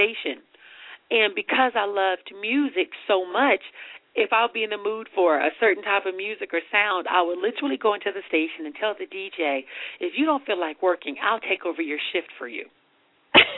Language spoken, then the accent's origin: English; Richmond, California, United States; I grew up in Richmond, California